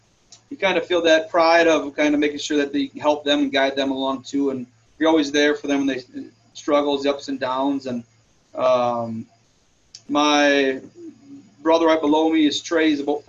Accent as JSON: {"language": "English", "town": "Houston", "region": "Minnesota", "country": "United States", "tie": "born or raised there", "moved": "as an adult", "lives_now": "LeRoy, United States", "said": "I wouldn't trade growing up in Houston for anything."}